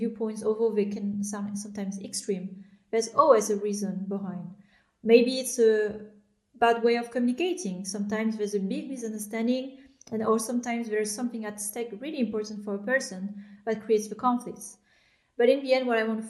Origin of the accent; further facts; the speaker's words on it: France; I was born in France, but I am, my parents are immigrants from Vietnam. They moved in the 80s, and I grew up in France